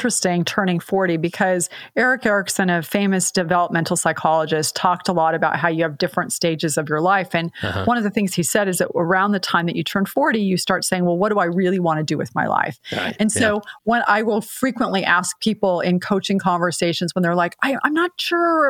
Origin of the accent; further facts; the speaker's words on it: San Jose, California, United States; I was raised in San Jose, California